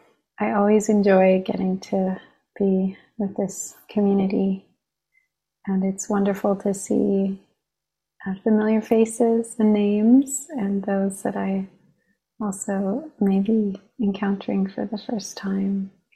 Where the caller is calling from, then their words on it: Long Island, New York, United States; I'm calling in from Long Island, the land of Munsee, Lenape, and Merrick peoples.